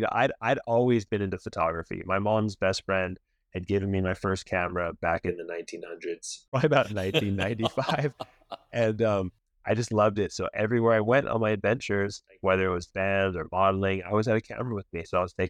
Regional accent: Laguna Beach, California, United States; growing up in Laguna

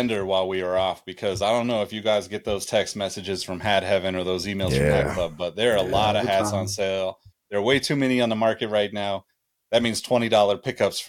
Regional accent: Sacramento, California, United States; I'm from Sacramento

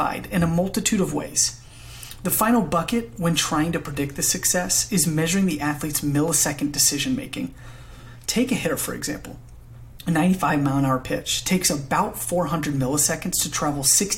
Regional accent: Alpharetta, Georgia, United States; moved away as an adult; now in Nashville, United States; Originally, I'm from Alpharetta, Georgia, and moved to Nashville, Tennessee in 2016 to further my education

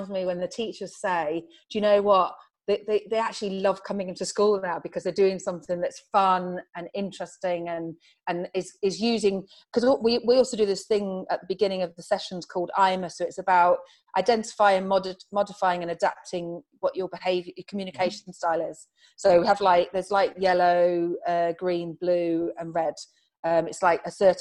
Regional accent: Farnborough, South East England, United Kingdom; I was brought up in Farnborough

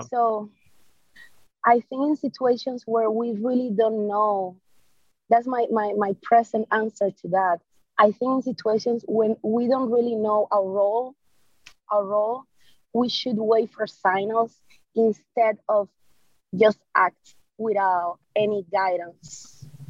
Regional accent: Cuba; I'm from Cuba

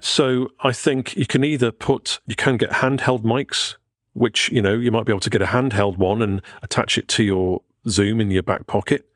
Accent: Pwllheli, Wales, United Kingdom; moved away; I'm going to Betheli, my hometown

